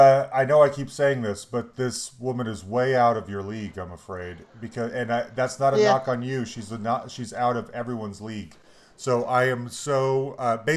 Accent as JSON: {"language": "English", "town": "Concord", "region": "California", "country": "United States", "tie": "born or raised there", "said": "I grew up in the Bay, in the East Bay, Concord"}